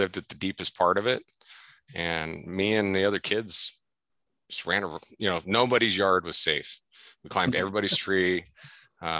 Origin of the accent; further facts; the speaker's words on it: Sacramento, California, United States; also born or lived in Fresno, California; now in Washington, United States; I grew up in California. I was born in Fresno.